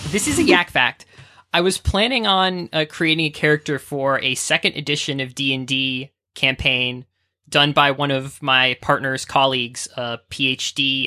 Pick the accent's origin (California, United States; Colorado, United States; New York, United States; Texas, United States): California, United States; Bay Area; moved away; I'm originally from the Bay Area of California